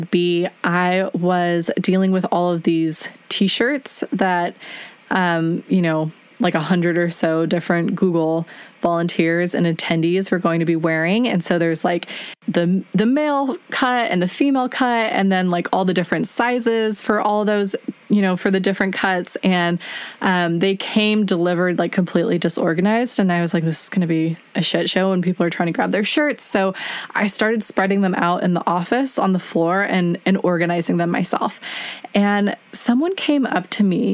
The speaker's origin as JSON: {"language": "English", "country": "United States", "said": "as an American"}